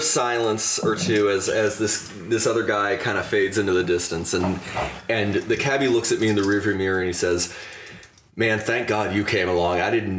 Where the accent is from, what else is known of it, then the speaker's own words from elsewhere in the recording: Youngstown, Ohio, United States; I said I come from Youngstown. It's, you know, this dump in Ohio.